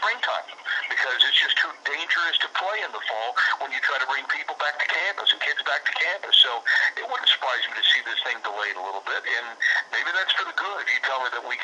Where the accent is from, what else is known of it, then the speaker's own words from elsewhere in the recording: Texas, United States; moved away; I'm originally from Texas, so my whole family in Texas